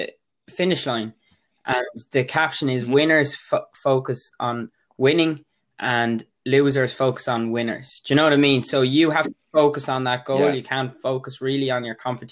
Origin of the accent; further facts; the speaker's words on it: Waterford, Munster, Ireland; I'm 21. I'm from Waterford